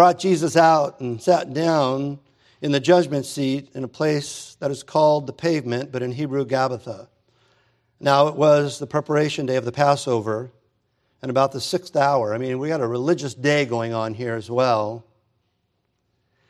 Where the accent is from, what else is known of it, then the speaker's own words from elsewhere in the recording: United States; I'm an American